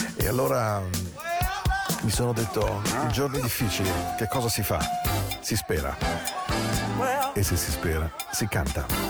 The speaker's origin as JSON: {"language": "Italian", "town": "Milan", "region": "Lombardy", "country": "Italy", "tie": "born or raised there", "also_born_or_lived": "Canton Ticino", "moved": "as an adult", "lives_now": "Ticino, Switzerland", "said": "noi che siamo nati a Milano"}